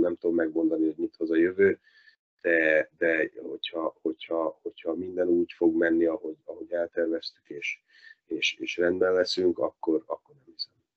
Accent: Dunaújváros, Fejér, Hungary; Dunajvárosnak, ahol felnőttem, ahol valósi vagyok, születtem

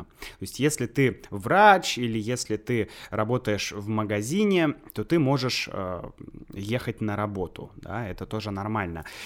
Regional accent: Saint Petersburg, Russia; moved away as an adult; also born or lived in Leningrad Oblast; now in Moscow, Russia; я сам из Санкт-Петербурга, и в Санкт-Петербурге находятся, ну, по сути, все мои родственники

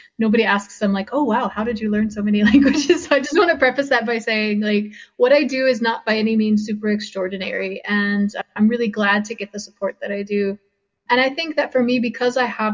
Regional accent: the South, United States; moved away as an adult; also born or lived in South Korea / UAE; now in Vietnam; I grew up in the United States

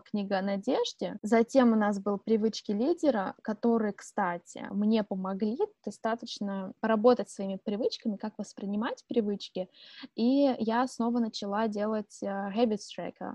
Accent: Angarsk, Irkutsk Oblast, Russia; moved away; also born or lived in Kaliningrad; мы обе из Ангарска. Для тех, кто не знает, э, где это находится, это Иркутская область

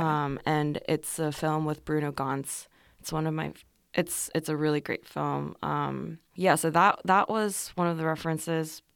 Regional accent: Seoul, South Korea; first language Korean; English is a second language; moved away as an adult; also born or lived in Los Angeles, California, United States; I was born in Seoul, and then, um, I finished first grade in Korea, and then I moved to the U S with my family

